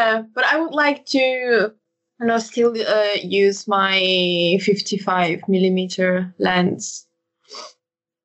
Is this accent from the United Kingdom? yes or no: no; Italy; I'm from Italy.